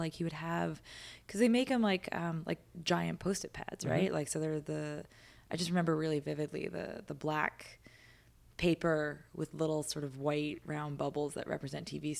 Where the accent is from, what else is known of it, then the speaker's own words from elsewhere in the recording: White Plains, New York, United States; I grew up in White Plains, which is southern end of Westchester, mm-hmm. sort of wedged between the opposite towns of Scarsdale and Yonkers. Basically, the suburbs, if you just kept on going, north of Manhattan, north of the Bronx